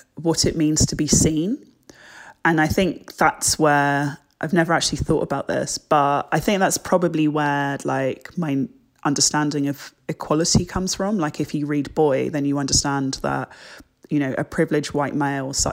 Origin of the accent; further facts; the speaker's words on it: England, United Kingdom; also born or lived in Jamaica; I'm so proud of my culture and being British and being Black and being Jamaican